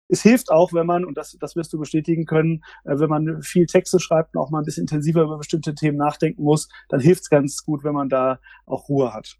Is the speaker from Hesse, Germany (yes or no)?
yes; Frankfurt, Hesse, Germany; ich bin tatsächlich im Frankfurter Umfeld aufgewachsen